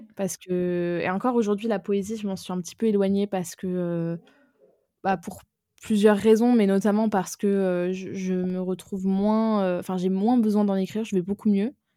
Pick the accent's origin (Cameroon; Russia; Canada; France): France; Aix-en-Provence, Provence-Alpes-Côte d'Azur; also born or lived in Lyon; j'ai grandi à Aix-en-Provence